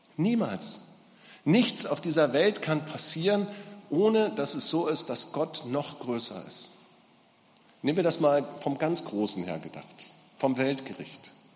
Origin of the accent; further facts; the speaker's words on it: Gera, Thuringia, Germany; Bei uns in Gera, in meiner Stadt